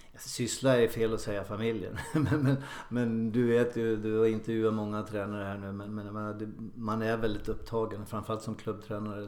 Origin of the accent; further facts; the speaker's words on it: Ljusdal, Gävleborg County, Sweden; moved away as an adult; also born or lived in Sundsvall; now in Mölnlycke, Sweden; gjorde debut i A-laget hemma i Ljusdal, då, Ljusdals IF, som 16-åring